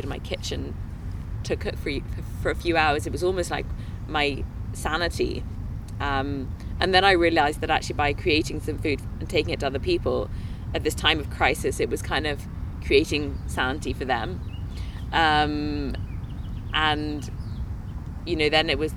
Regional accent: England, United Kingdom; now in Minnesota, United States; I'm from England

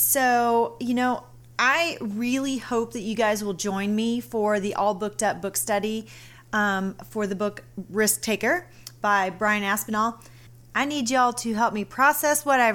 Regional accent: Southern Missouri, United States; accent: Southern; I am from Southern Missouri

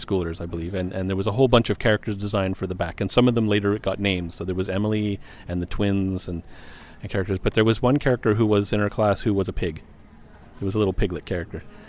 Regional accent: Montreal, Quebec, Canada; I was born and raised in Montreal

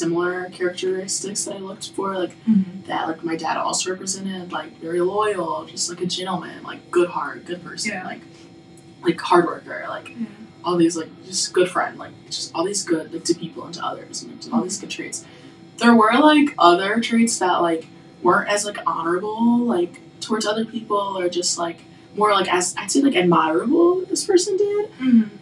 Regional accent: Mississippi, United States; moved away; I'm from Mississippi, so, like, down south

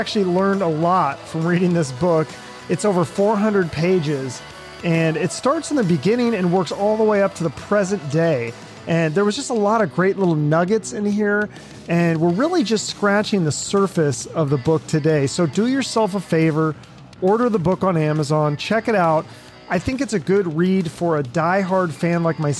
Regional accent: Seattle, Washington, United States; I grew up in Seattle in the 90s

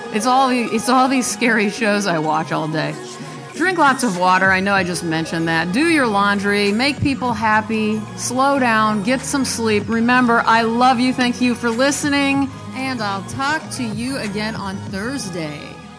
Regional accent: Nebraska, United States; I'm from Nebraska

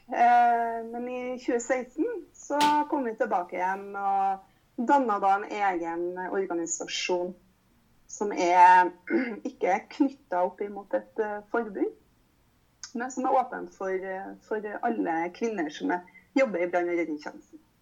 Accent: Trondheim, Trøndelag, Norway; jeg kommer jo fra Trondheim

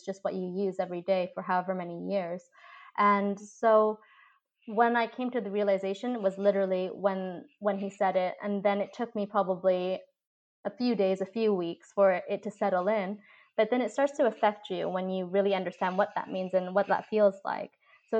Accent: Canada; I was born and raised in Canada, so I had more of that Western upbringing than if I was raised in Asia.

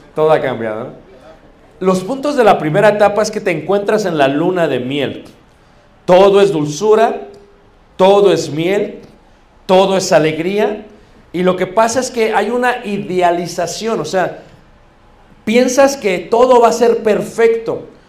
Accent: Mexico; Como buenos mexicanos

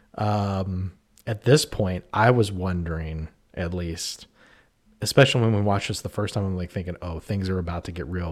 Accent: New Castle, Pennsylvania, United States; I grew up in Newcastle, Pennsylvania, in Shenango Township

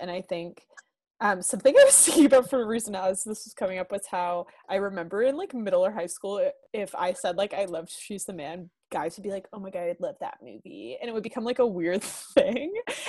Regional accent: the South, United States; We're also from the South. We don't know anything. Our public school system is trash.

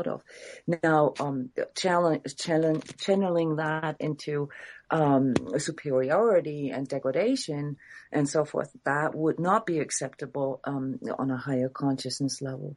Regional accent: Iceland; I'm from Iceland

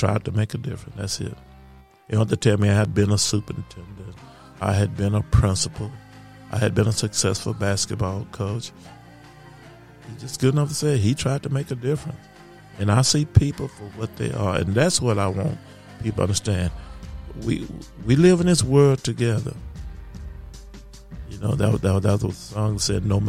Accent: Magnolia, Texas, United States; my hometown of Magnolia, Texas

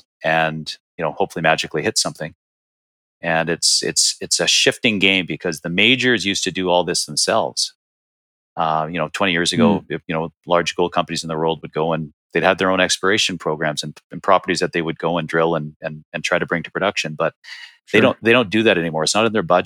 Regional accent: Canada; moved away as an adult; now in Arizona, United States; I was born and raised in Canada

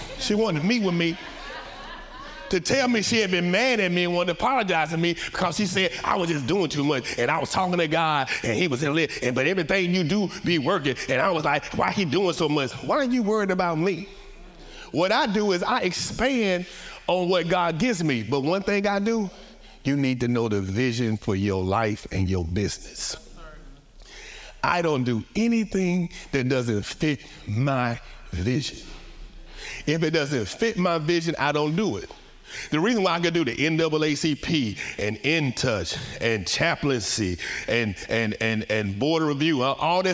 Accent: Atlanta, Georgia, United States; accent: Southern drawl; now in Newport News, United States; I'm Southern. I'm from the A. We definitely more city than you. I'm just from the South. The dirty South. The A, baby. My Southern draw is not country

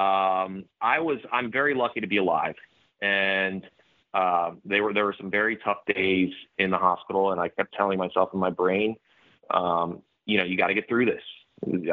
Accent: Florida, United States; I'm from Florida. I live in Florida.

